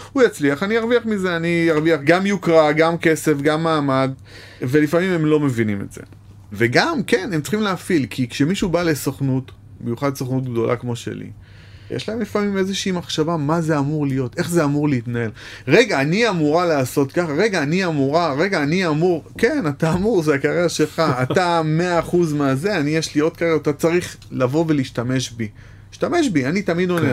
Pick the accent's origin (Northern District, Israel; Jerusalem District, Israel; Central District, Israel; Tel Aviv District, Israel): Tel Aviv District, Israel; Bat Yam; also born or lived in Jaffa; נולדתי ביפו, גדלתי בבת ים